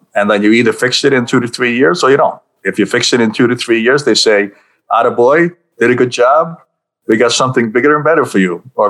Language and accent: English; Budapest, Hungary; born there; accent: New York; also born or lived in New York; I was born in Budapest, then I lived many years in New York, so that's where I got my accent from.